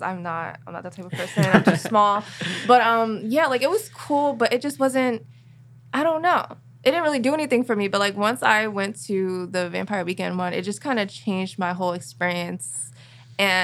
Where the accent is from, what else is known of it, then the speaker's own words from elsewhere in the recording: New Jersey, United States; now in Dover, United States; Now I'm from New Jersey